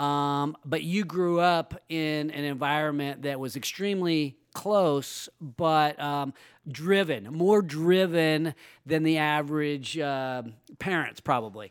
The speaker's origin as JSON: {"language": "English", "town": "Roseville", "region": "California", "country": "United States", "tie": "born or raised there", "said": "my hometown is Roseville"}